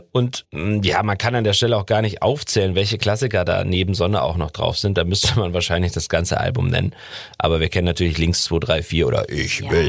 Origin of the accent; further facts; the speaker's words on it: Berlin, Germany; Äh, das bin ich ja aus Berlin.